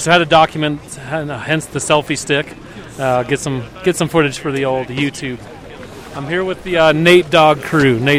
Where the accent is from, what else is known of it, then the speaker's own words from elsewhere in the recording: Minneapolis, Minnesota, United States; now in Denver, United States; I'm from Minneapolis, Minnesota.